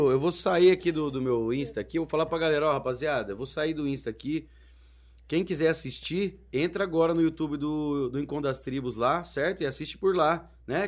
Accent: Maringá, Paraná, Brazil; moved away; Eu vim de Maringá

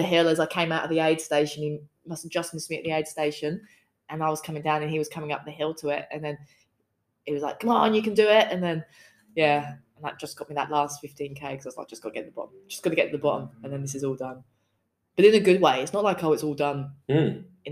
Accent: England, United Kingdom; now in Australia; I'm from England

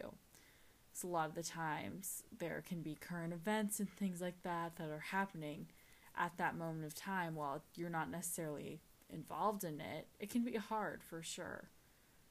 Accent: California, United States; I am from California

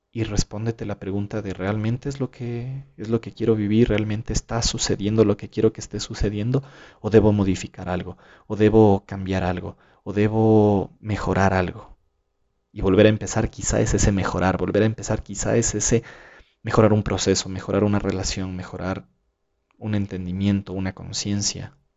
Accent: Ecuador; aquí en mi país

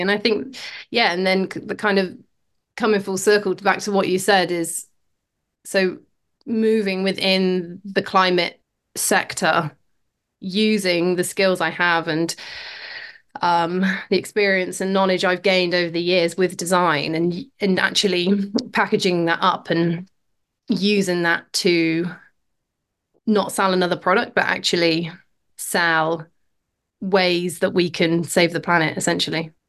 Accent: Oxford, South East England, United Kingdom; moved away as an adult; now in Pembrokeshire, United Kingdom; I was born in Oxford, grew up in, yeah, grew up in a city, um, pretty far from the coast

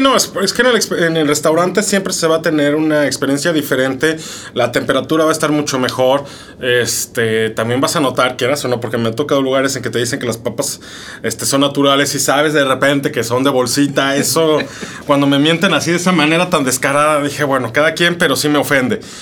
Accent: Mexico City, Mexico; yo como soy chilango

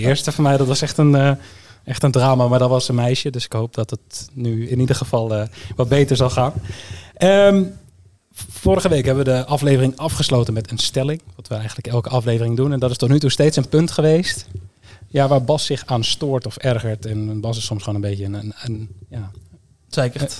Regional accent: Groningen, Netherlands; also born or lived in Eindhoven region (North Brabant); now in North Brabant, Netherlands; Ik ben niet per se iemand uit de regio. Tegenwoordig wel, maar ik kom oorspronkelijk uit Groningen.

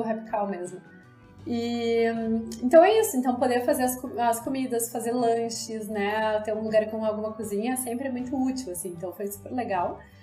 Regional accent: Brazil; sendo brasileiros

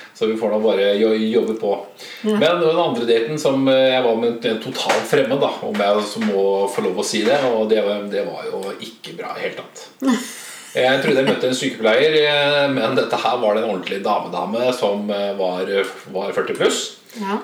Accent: Oslo, Norway; now in Moss, Norway; Jeg er opprinnelig fra Oslo

